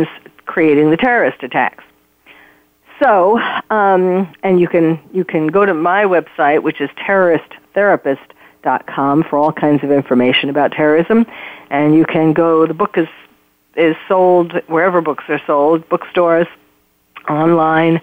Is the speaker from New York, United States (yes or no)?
yes; New York City, New York, United States; moved away as an adult; now in California, United States; I am born and bred in New York City